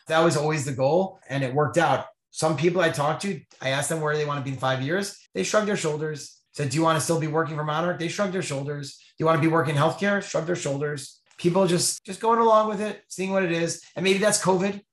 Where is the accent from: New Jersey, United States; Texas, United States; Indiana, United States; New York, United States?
New Jersey, United States; moved away; I grew up in New Jersey